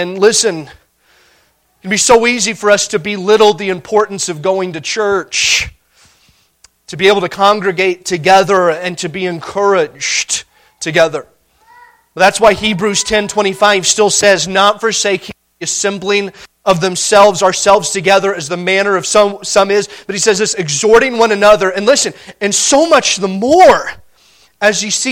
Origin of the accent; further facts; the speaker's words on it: Montana, United States; We're from Montana